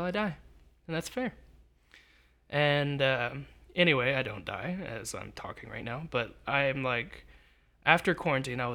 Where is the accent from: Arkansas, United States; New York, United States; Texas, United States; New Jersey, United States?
Texas, United States